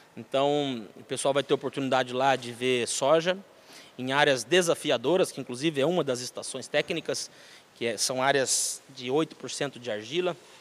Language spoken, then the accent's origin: Portuguese; Ourinhos, São Paulo, Brazil; also born or lived in Marília / Piracicaba; Eu sou nascido em Marília, São Paulo. É, meu pai tinha um posto de gasolina em Ourinhos, uhum. na verdade Santa Cruz do Rio Pardo, entre Ourinhos e Santa Cruz, posto cruzadão. E aí, prontamente já fomos morar em Ourinhos, né, eu e minha família, fui criado lá